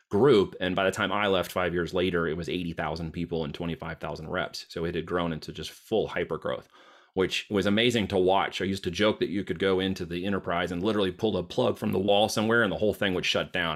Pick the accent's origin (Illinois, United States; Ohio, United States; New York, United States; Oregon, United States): Oregon, United States; moved away as an adult; also born or lived in Iowa; I'm headed out from Oregon